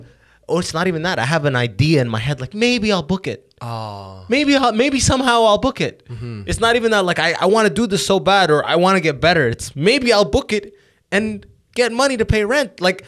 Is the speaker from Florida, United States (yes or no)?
no; California, United States; born there; I was born in California. Why the fuck do I need to have an accent?